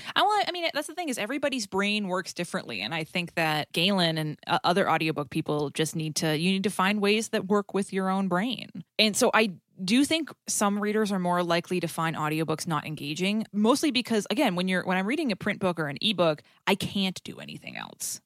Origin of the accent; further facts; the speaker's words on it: New England, United States; accent: New England; I'm from New England